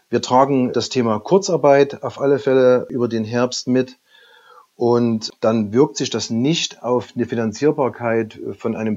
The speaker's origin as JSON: {"language": "German", "region": "Saxony", "country": "Germany", "said": "Gerade für mich als Sachse war es am Anfang nicht ganz einfach einzuschätzen, wie funktioniert so eine Übernahme im hohen Norden"}